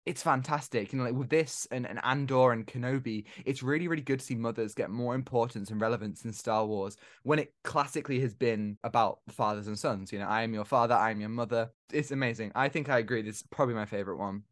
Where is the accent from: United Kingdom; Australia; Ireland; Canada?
United Kingdom; as Brits ourselves, as we are literally from United Kingdom